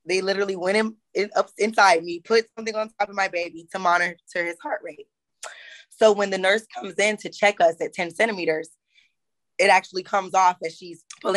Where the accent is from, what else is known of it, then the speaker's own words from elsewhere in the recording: Florida, United States; moved away as an adult; now in Greensboro, United States; I was born and raised in Florida before I came to Greensboro, North Carolina, actually, in November of 2016